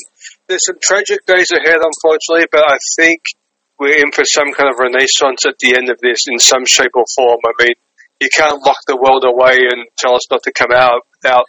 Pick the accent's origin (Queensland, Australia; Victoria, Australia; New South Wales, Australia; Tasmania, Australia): Victoria, Australia; Melbourne; moved away as an adult; now in New York, United States; I'm from Australia, Melbourne, Australia. So I've been in New York 10 years now. Australian born and raised.